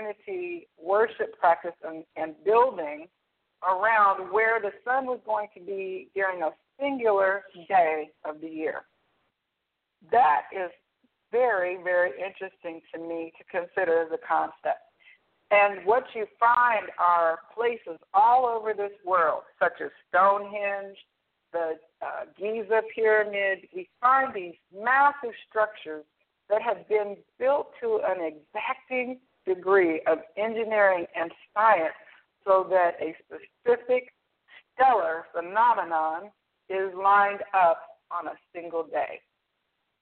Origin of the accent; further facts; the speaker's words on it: Atlanta, Georgia, United States; moved away; also born or lived in Playa del Carmen, Mexico; I'm originally from Atlanta